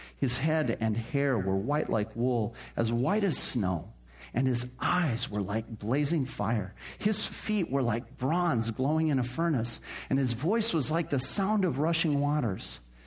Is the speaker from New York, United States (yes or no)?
no; Phoenix, Arizona, United States; I grew up here in Phoenix